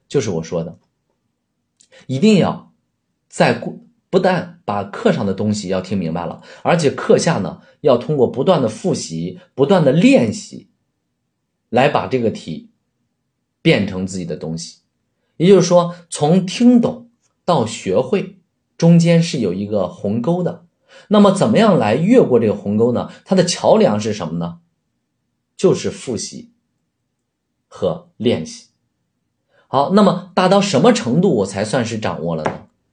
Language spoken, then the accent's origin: Chinese; China; 我们都是中国人，啊，都在说汉语